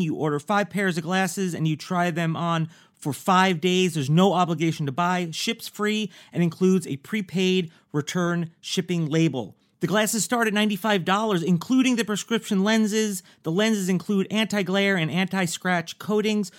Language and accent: English; New York, United States; I'm from New York